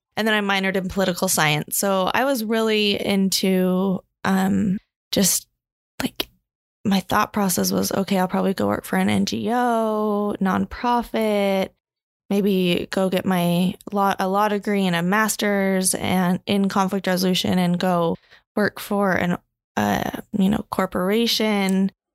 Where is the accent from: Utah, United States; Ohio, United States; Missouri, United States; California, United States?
Utah, United States; Provo; also born or lived in Hawaii; Born and raised in Provo, Utah